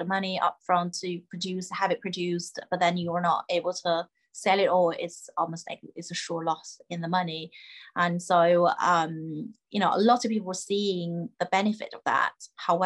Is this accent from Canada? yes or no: no; China; I grew up in China